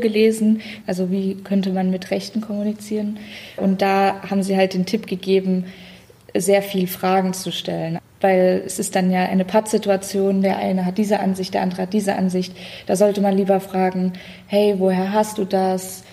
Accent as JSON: {"language": "German", "town": "Dresden", "region": "Saxony", "country": "Germany", "said": "aus Dresden"}